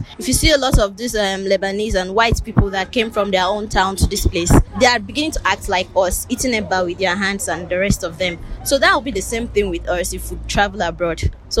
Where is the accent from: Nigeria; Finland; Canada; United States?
Nigeria; as a Nigerian